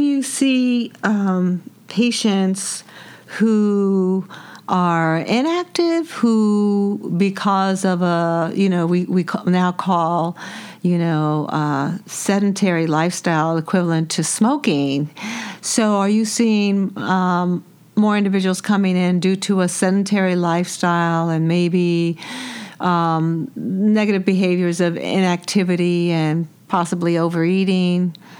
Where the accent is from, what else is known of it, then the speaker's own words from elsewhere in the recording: New York City, New York, United States; I was born and raised in New York City